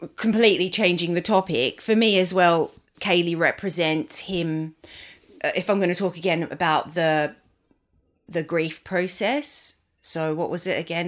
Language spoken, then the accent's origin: English; Australia; I grew up in Australia.